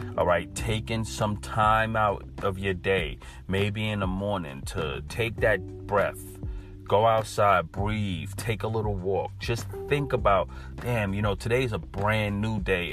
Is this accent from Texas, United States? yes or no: no; New York, United States; I'm from New York